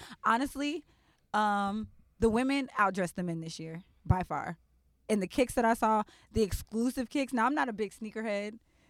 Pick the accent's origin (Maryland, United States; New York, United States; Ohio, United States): Ohio, United States; Dayton; I'm from South Dayton.